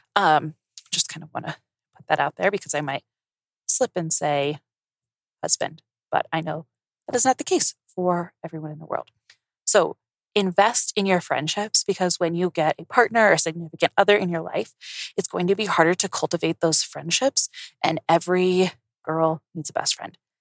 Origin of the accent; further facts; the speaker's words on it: Colorado, United States; moved away as an adult; also born or lived in New Orleans; I grew up in Colorado